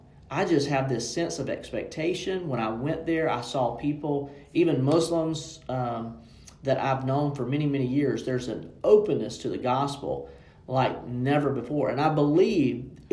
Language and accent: English; Sandy Cross, Georgia, United States; moved away as an adult; also born or lived in London; I'm from Sandy Cross, Georgia. We don't even have a caution light in Sandy Cross, Georgia